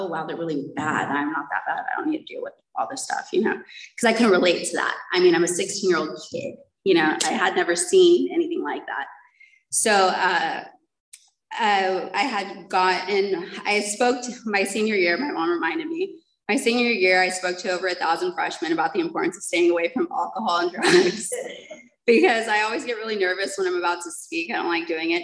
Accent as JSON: {"language": "English", "town": "San Diego", "region": "California", "country": "United States", "also_born_or_lived": "Mission Viejo", "moved": "yes", "said": "my grandmother had adopted us and we moved to Mission Viejo, and I'm from San Diego"}